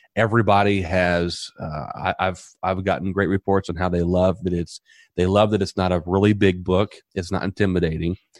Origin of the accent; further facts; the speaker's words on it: Southern Indiana, United States; now in Tampa, United States; I'm originally from Southern Indiana, and I come from a small community